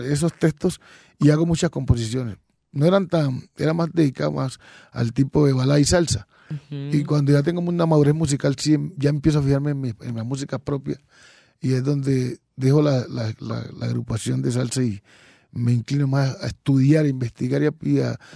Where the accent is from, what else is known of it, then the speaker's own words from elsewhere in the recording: Quito, Pichincha, Ecuador; born there; Sí, yo nací en Quito, en el barrio El Silencio. Es un barrio que hoy en día se puede considerar un barrio musical